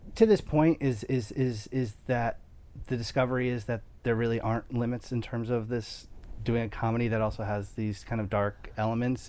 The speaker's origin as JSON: {"language": "English", "region": "New York", "country": "United States", "said": "I'm a New Yorker"}